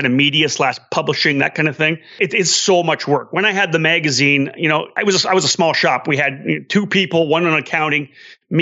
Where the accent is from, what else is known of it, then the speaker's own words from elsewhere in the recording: Canada; I'm Canadian